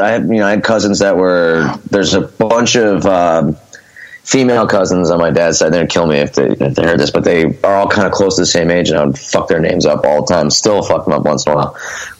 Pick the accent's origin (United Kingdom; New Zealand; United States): United States; Scranton, Pennsylvania; now in Philadelphia, United States; Both my parents are from Scranton, so they moved back to Scranton. I was raised in Scranton.